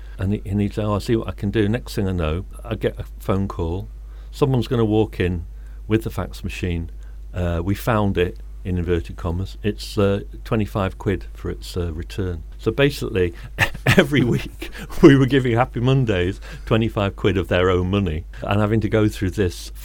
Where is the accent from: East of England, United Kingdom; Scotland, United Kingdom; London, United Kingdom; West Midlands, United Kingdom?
West Midlands, United Kingdom; Birmingham; moved away as an adult; now in Manchester, United Kingdom; I grew up in Birmingham and I came here in 1980 to be a student